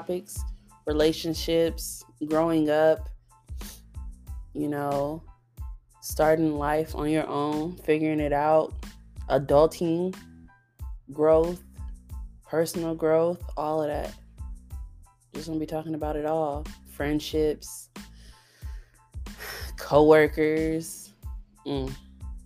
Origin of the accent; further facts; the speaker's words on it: Long Beach, California, United States; also born or lived in Nevada; now in Texas, United States; I'm from California. I grew up in both California and Nevada. I'm from Long Beach, California, to be exact.